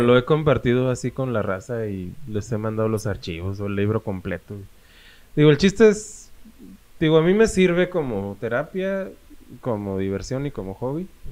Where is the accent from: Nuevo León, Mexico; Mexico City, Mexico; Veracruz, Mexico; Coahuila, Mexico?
Coahuila, Mexico; Saltillo; yo soy de Saltillo